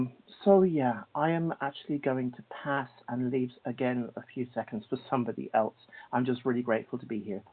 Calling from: Cork, Munster, Ireland; I'm calling from Cork, Ireland.

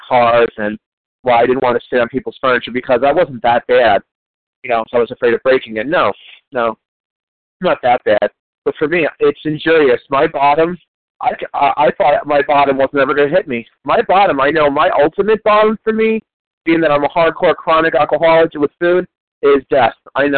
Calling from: New Jersey, United States; I'm calling from New Jersey. I'm an East Coast.

